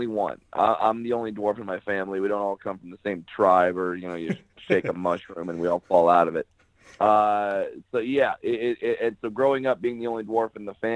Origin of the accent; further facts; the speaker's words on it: Orange County, California, United States; I'm originally from Orange County, California.